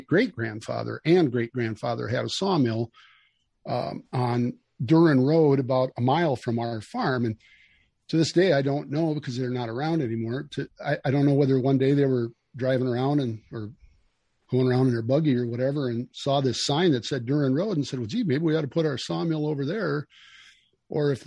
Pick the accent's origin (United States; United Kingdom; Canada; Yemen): United States; we grew up in Casanova, the town that I'm sitting in right now